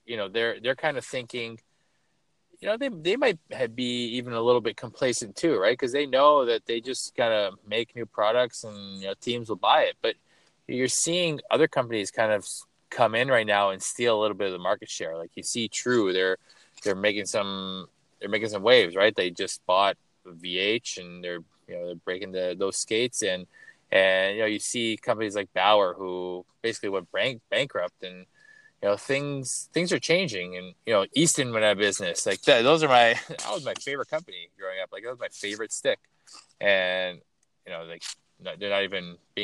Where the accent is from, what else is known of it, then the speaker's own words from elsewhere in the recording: Toronto, Ontario, Canada; I grew up in Toronto